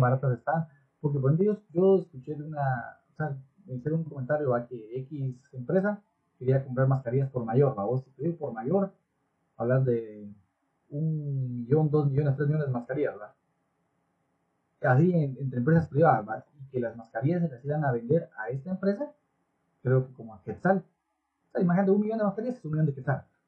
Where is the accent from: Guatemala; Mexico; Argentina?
Guatemala; como buenos chapines